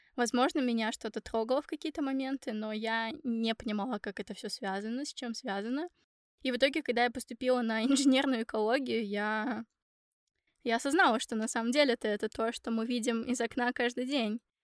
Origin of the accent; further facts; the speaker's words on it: Ufa, Bashkortostan, Russia; moved away as an adult; now in Finland; я сама из Уфы